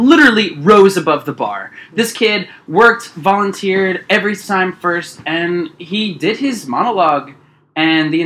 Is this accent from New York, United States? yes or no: no; New Orleans, Louisiana, United States; I'm from New Orleans and started doing theater. An all-boys school.